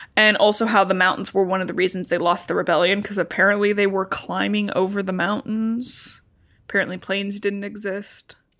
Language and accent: English; Cincinnati, Ohio, United States; we're from Ohio and we border Kentucky